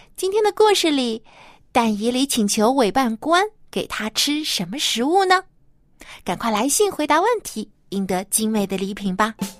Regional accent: China; 每到这个过年过节的时候，我们中国人啊，有习俗就是一家人都要团聚在一起来吃大餐

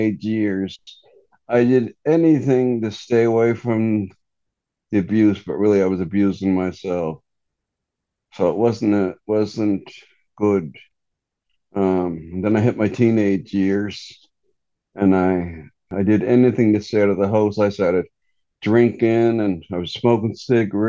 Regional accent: Cape Breton, Nova Scotia, Canada; now in Halifax, Canada; I live in Halifax, Nova Scotia now, like 5-6 hours away from where I'm from. It's an island called Cape Breton

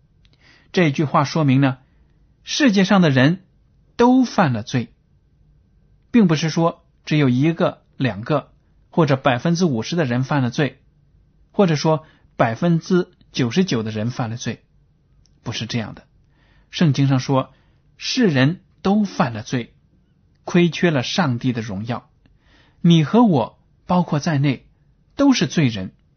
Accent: China; 连我们中国人都应该认识耶稣基督，知道耶稣是上帝。

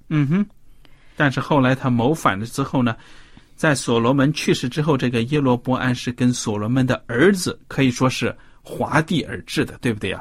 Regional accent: China; 我们中国的谚语

